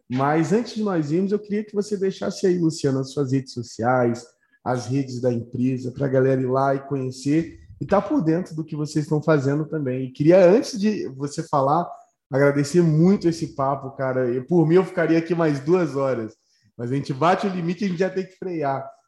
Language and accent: Portuguese; Rio de Janeiro, Brazil; now in São Paulo, Brazil; com relação ao Rio, sou carioca, moro em São Paulo